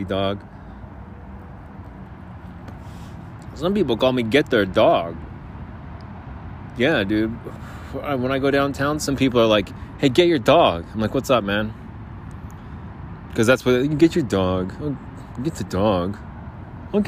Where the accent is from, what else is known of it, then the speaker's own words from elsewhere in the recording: New Jersey, United States; now in Arizona, United States; We're from New Jersey.